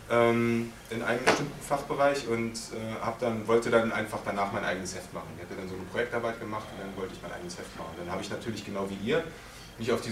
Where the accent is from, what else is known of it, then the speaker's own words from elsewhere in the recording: Berlin, Germany; hatte mir meinen eigenen Berliner Superhelden, weil ich komme aus Berlin